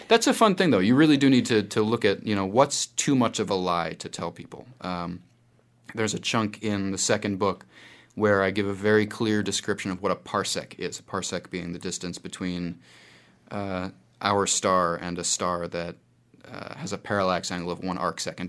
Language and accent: English; United States; moved away as an adult; now in New Zealand; my experiences in New Zealand that I've decided to call the Expatriate Patriot as an American